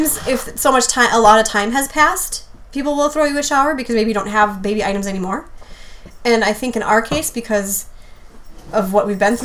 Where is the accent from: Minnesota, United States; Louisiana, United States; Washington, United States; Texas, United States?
Minnesota, United States; Hibbing; moved away; my hometown in northern Minnesota, Hibbing